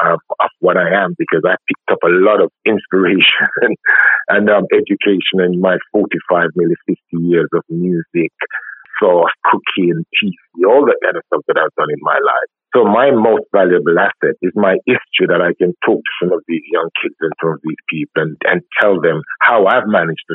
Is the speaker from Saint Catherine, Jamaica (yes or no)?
no; Clarendon, Jamaica; I'm from Clarendon and I'm brought up by my grandma